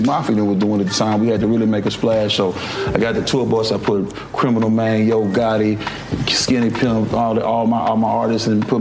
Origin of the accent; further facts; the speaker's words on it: Memphis, Tennessee, United States; I'm from Memphis